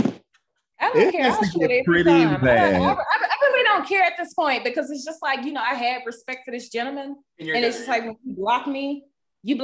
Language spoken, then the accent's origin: English; the South, United States; I'm from the South